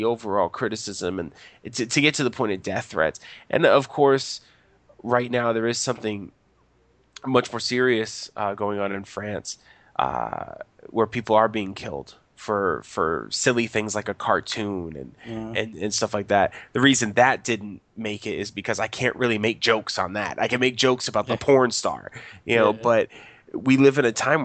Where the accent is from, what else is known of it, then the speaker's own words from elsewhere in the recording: United States; I'm American